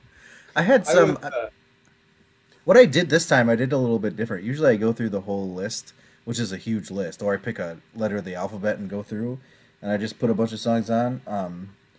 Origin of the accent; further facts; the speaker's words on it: United States; I'm American